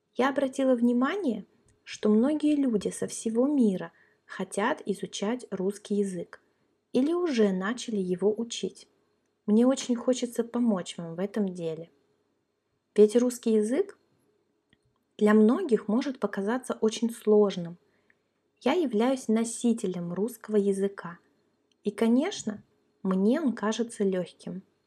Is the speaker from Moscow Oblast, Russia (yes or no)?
no; Kaliningrad, Kaliningrad Oblast, Russia; now in Crimea; Я родилась и выросла в России, в городе Калининград